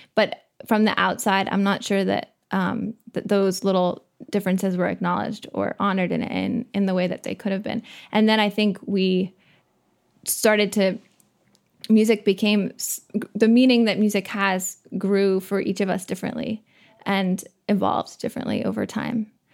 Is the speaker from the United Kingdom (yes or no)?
no; Waldoboro, Maine, United States; I'm from Waldoboro